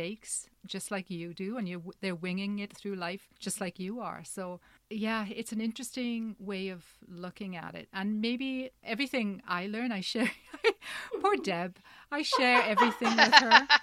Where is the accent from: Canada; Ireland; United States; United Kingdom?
Canada; we are Canadian and we hear apologies all the time